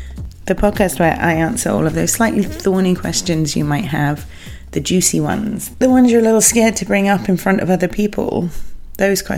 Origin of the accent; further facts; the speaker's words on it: England, United Kingdom; being English